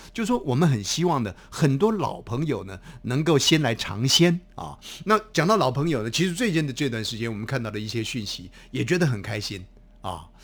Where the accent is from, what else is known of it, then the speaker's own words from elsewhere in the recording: Taiwan; 我们台湾话